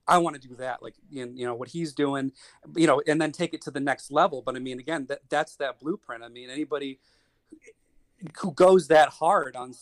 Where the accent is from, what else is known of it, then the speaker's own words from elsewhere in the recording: Buffalo, New York, United States; moved away as an adult; now in Wilmington, United States; I'm originally from the Buffalo, New York area, and I moved down to the area I live in, which is Wilmington, Delaware